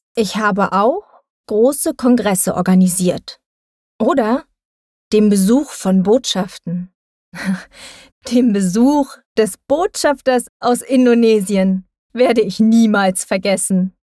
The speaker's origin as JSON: {"language": "German", "region": "Thuringia", "country": "Germany", "tie": "born or raised there", "moved": "as an adult", "lives_now": "Berlin, Germany", "said": "Ich bin in Thüringen geboren und aufgewachsen."}